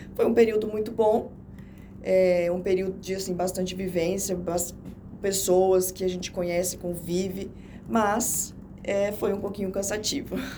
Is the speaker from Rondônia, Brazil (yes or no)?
yes; Jaru, Rondônia, Brazil; now in Porto Velho, Brazil; eu sou do interior, né? Eu nasci em Jaru